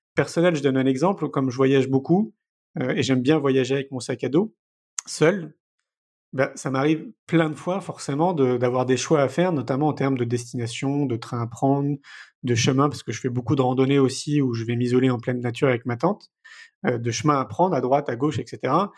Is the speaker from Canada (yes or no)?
no; Paris, Île-de-France, France; moved away as an adult; j'ai grandi à Paris, hein, j'y suis resté 34 ans